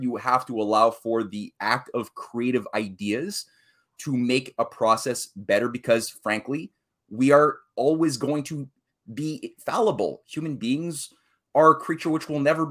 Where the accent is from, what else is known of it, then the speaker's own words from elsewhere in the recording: Canada; here I'm a Canadian.